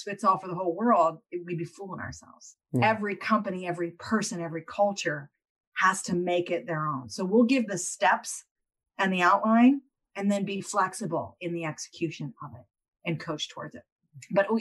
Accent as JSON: {"language": "English", "country": "United States", "said": "I'm still an American"}